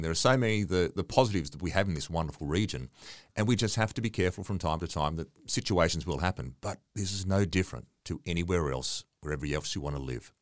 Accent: Dubbo, New South Wales, Australia; when I was a young guy growing up in Dubbo, and I've been here for on and off for the best part of fifty years

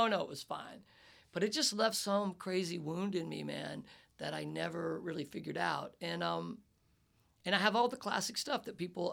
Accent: the South, United States; I come from the South, where it's just that crazy, like, toxic guy stuff

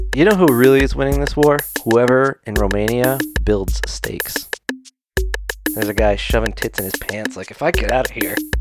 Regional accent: Utah, United States; We're from Utah

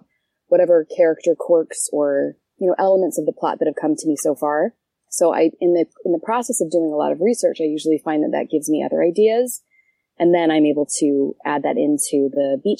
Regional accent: Canada; moved away as an adult; also born or lived in Brazil / Israel / American South / Utah; now in United States; I am from Canada originally, moved to the States when I went to college

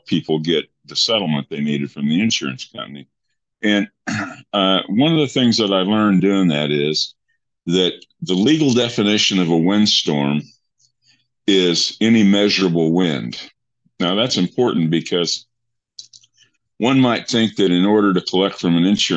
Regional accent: Eastern Kansas, United States; now in Broken Arrow, United States; I grew up in Kansas, Eastern Kansas.

